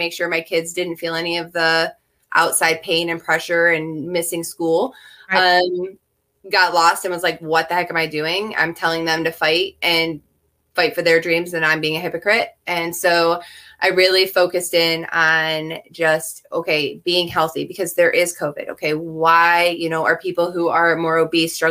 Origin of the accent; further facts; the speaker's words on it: United States; we as an American society